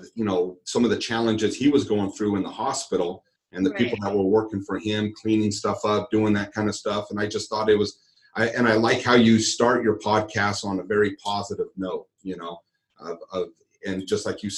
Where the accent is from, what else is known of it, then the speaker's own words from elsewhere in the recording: Henderson, Nevada, United States; also born or lived in Boulder City; I've always lived in Henderson.